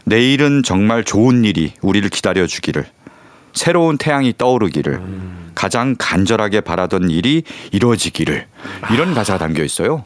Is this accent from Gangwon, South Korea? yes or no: no; Seoul, South Korea; 저도 사실은 고향이 서울이거든요